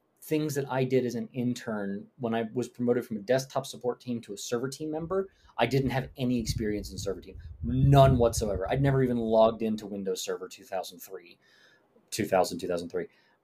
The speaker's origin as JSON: {"language": "English", "region": "New York", "country": "United States", "said": "I'm from New York. I have a lot of mannerisms and a lot of tones that don't translate well in text."}